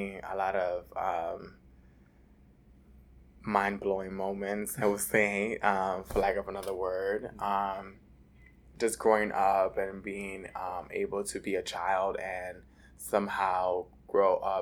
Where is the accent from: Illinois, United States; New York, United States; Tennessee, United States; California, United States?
New York, United States; New York City; also born or lived in Dominican Republic; So I was born in Dominican Republic, and I was raised in Washington Heights, New York. I came to the United States about 6 months old